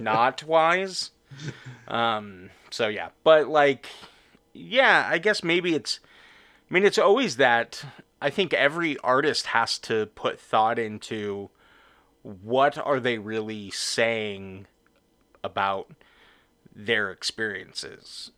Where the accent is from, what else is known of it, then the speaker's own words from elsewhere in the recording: Orange County, California, United States; I grew up in Orange County